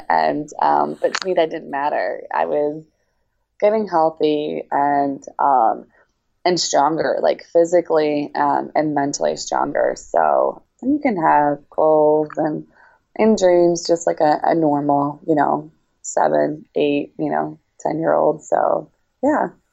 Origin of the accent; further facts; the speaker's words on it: Baltimore, Maryland, United States; also born or lived in Russia; now in Champaign, United States; I am from Baltimore, Maryland, but currently training in Champaign, Illinois